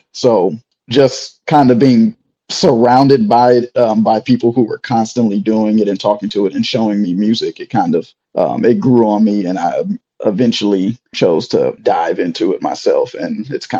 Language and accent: English; Houston, Texas, United States; moved away as an adult; also born or lived in Chicago / Florida; I'm a vibraphonist from Houston.